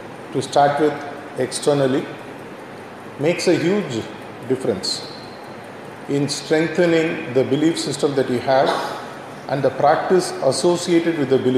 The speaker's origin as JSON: {"language": "English", "region": "Tamil Nadu", "country": "India", "tie": "born or raised there", "said": "Having been brought up in this culture, right from my childhood days"}